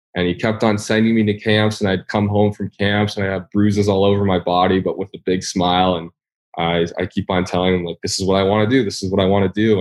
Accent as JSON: {"language": "English", "town": "Toronto", "region": "Ontario", "country": "Canada", "tie": "born or raised there", "also_born_or_lived": "Michigan / Minnesota", "moved": "as an adult", "said": "if you were a skiing family, uh, in Toronto"}